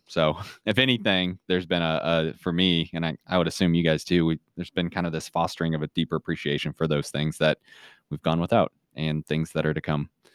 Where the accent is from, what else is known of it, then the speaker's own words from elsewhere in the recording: Kansas City, Missouri, United States; now in Saint Joseph, United States; I grew up closer, uh, down to Kansas City, a suburb of Kansas City